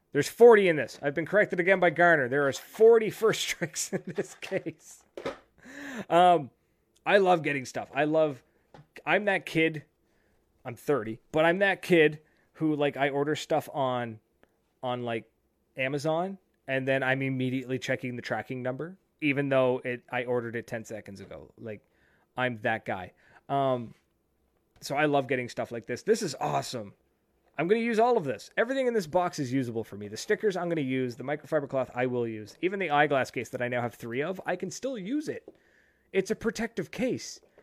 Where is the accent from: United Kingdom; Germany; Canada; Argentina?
Canada; being a Canadian in California